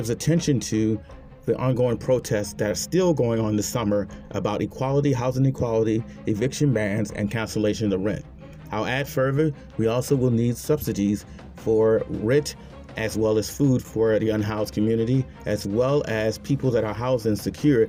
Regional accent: Chicago, Illinois, United States; my hometown, Chicago

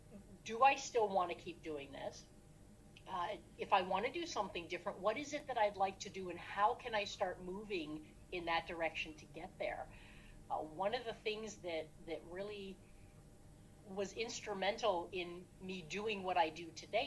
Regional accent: Cleveland, Ohio, United States; I grew up in the Cleveland area, stayed in the Cleveland area to go to college

